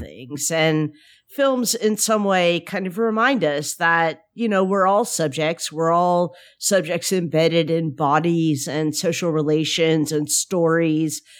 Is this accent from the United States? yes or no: yes; Memphis, Tennessee, United States; I'm from Memphis